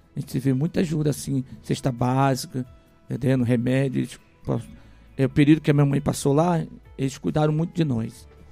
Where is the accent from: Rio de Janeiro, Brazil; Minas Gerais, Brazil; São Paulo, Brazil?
Rio de Janeiro, Brazil; now in Ipueiras, Brazil; eu ainda criança, não cresci no Ceará, cresci no Rio de Janeiro né, minha fase da adolescência, juventude, até a fase adulta foi no Rio de Janeiro